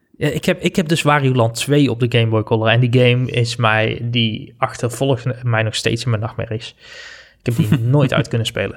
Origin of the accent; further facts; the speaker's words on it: North Brabant, Netherlands; moved away as an adult; also born or lived in Amsterdam; Ik ben weer terug naar mijn roots